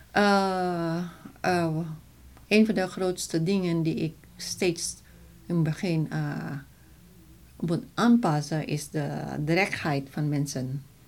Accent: Philippines; Dutch is a second language; now in Netherlands; ik Filipijns ben

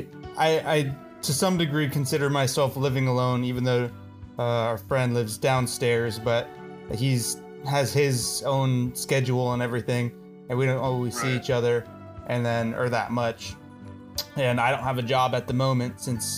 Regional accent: Alaska, United States; I am from Alaska.

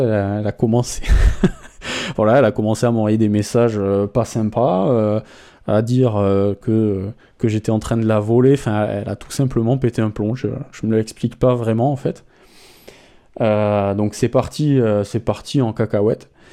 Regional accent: France; en tant que Français

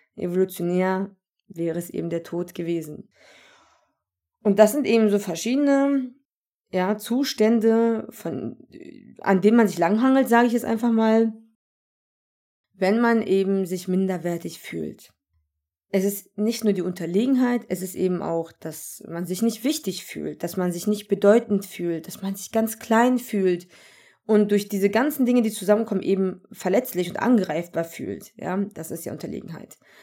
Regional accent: Germany; ich bin Deutsche mit Migrationshintergrund. Das bedeutet, ich wurde hier gezeugt und hier geboren. Ja, ich bin made in Germany und bin Deutsche.

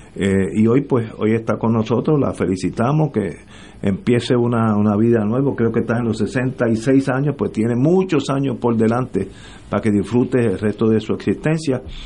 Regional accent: Puerto Rico; todos somos boricuas

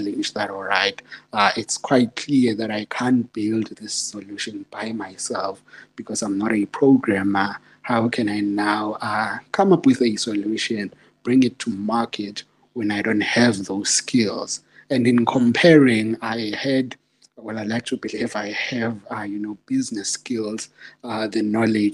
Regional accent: Secunda, Mpumalanga, South Africa; I'm from Secunda. There's a township called Embalentle in Secunda. That's where I was born and grew up.

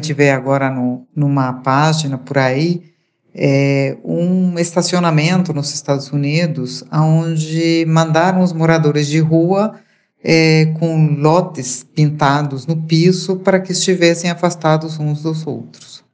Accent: Uruguay; moved away; eu sou uruguaia

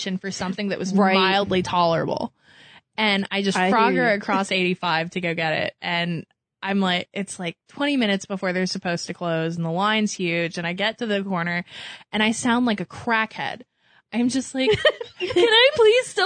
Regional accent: San Diego, California, United States; moved away; I grew up in San Diego

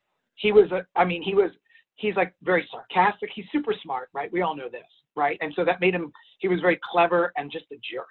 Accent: New York City, New York, United States; I grew up in Manhattan.

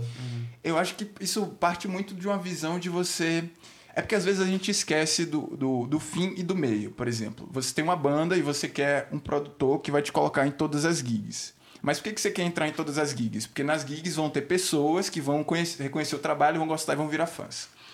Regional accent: Aracaju, Sergipe, Brazil; moved away as an adult; now in São Paulo, Brazil; sou de Aracaju, vim para cá para São Paulo nesse rolê de música mesmo. Tô também há três anos.

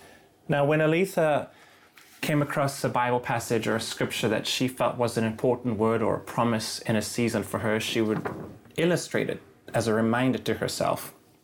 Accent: Cape Town, Western Cape, South Africa; moved away; I moved here from Cape Town, South Africa.

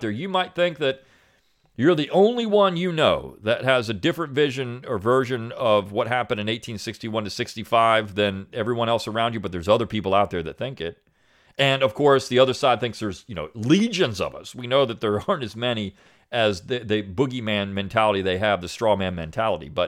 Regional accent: Tennessee, United States; Growing up in Tennessee, being Southern was run of the mill, the raw state of being for everyone I knew

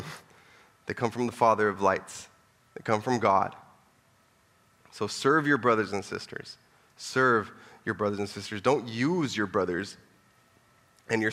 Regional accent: Orange County, California, United States; I'm from Orange County. I'm from down south, baby.

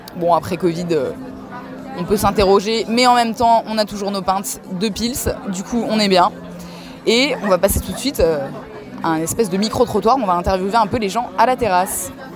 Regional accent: Strasbourg, Grand Est, France; moved away; also born or lived in Paris; je suis aussi d'origine de Strasbourg

